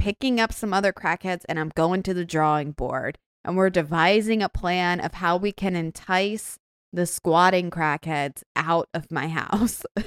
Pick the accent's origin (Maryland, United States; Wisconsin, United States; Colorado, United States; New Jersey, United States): Maryland, United States; Baltimore; I'm from Baltimore